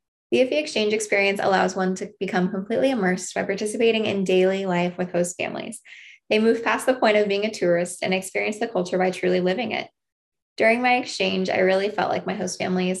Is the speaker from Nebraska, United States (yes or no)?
yes; Mead, Nebraska, United States; also born or lived in Missouri; I was raised in Mead, Nebraska, which is a very small rural farming community